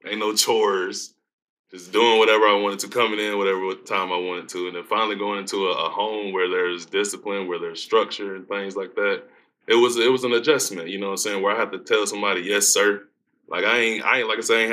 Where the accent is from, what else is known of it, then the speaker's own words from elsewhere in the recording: Aiken, South Carolina, United States; now in Kentucky, United States; I grew up in Aiken, South Carolina